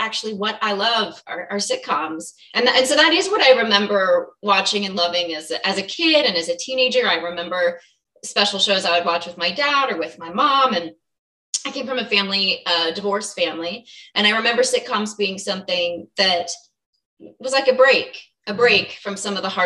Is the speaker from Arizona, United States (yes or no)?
yes; Phoenix, Arizona, United States; I grew up in Phoenix, Arizona